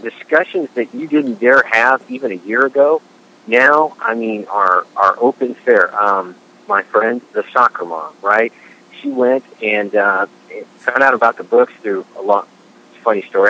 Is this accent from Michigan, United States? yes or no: no; Washington, United States; Washington State, my home state